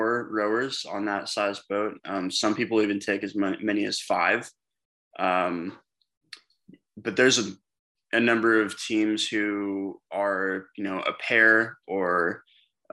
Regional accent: Tacoma, Washington, United States; I'm from the Pacific Northwest here in the Seattle area. I'm actually from Tacoma

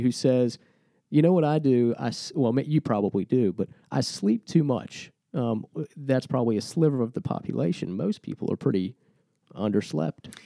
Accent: Lynchburg, Virginia, United States; We're a couple Lynchburg guys

